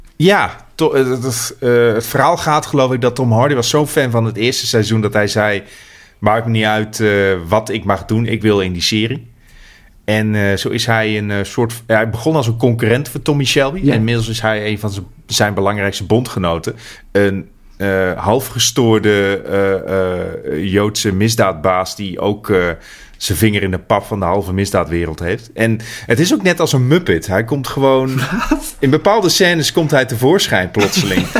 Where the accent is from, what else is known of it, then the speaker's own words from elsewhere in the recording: Netherlands; ik als Nederlander